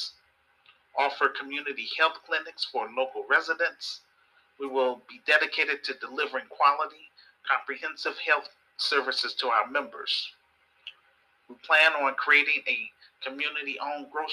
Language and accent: English; Chicago, Illinois, United States; This film is about my experience growing up in Chicago. I am a Chicago native.